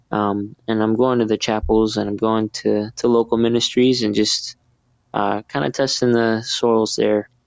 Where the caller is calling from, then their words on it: Gyeonggi Province, South Korea; I'm calling from Camp Humphreys, South Korea. I'm an Army nurse stationed here for about a year.